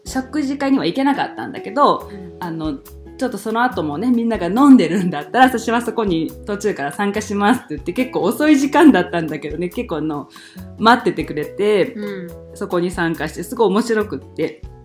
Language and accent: Japanese; Japan; now in United States; 私は日本人